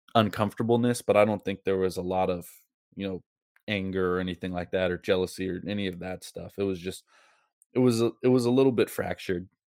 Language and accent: English; Seattle, Washington, United States; moved away as an adult; also born or lived in Bellevue, Washington / Hawaii / Montana; I grew up in Seattle, so I grew up in, you know, kinda fall weather